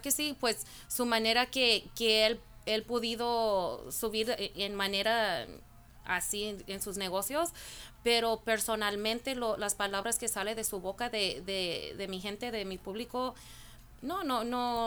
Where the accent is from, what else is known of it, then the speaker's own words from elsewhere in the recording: Norwalk, California, United States; Yo soy de, Norwalk, California, aquí estoy en local